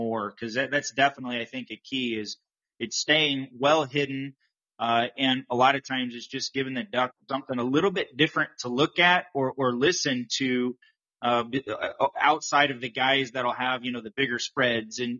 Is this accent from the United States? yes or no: yes; Midwest, United States; I grew up in the Midwest too.